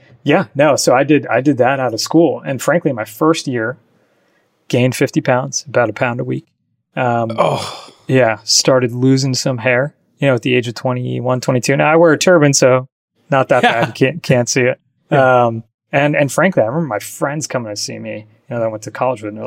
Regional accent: New Jersey, United States; moved away as an adult; also born or lived in Michigan / New York City; I grew up in New Jersey

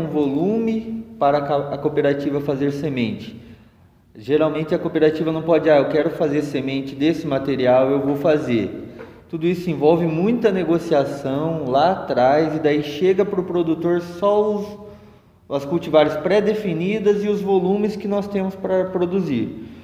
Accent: Londrina, Paraná, Brazil; moved away; Sou da região de Londrina

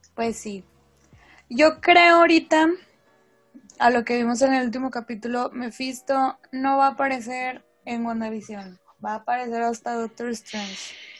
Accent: Mexico; como somos de México

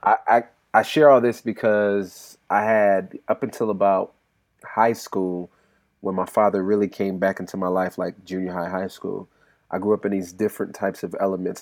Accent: California, United States; I'm from California as well

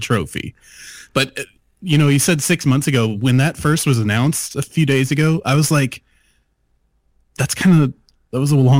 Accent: the South, United States; I'm the dude from the South

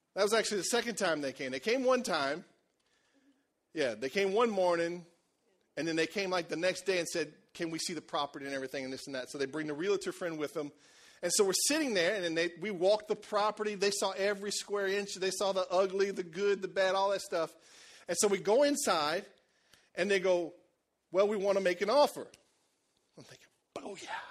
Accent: Cajun country, Louisiana, United States; You know how we are in Cajun country

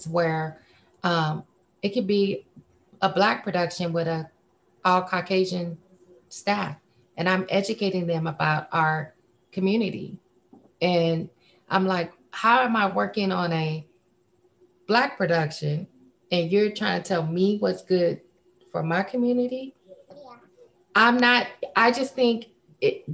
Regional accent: Fresno, California, United States; from Fresno

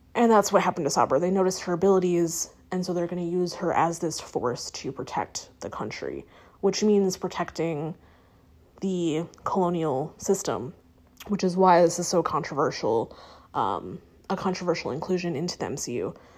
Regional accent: United States; me being an American

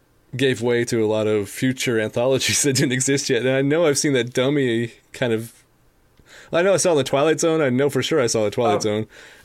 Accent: United States; I'm an American from the 21st century

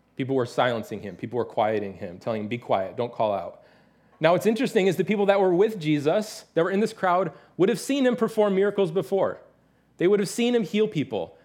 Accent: Detroit, Michigan, United States; moved away; I'm from the Detroit area

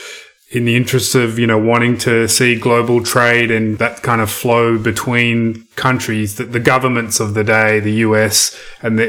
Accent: Australia; as an Australian citizen

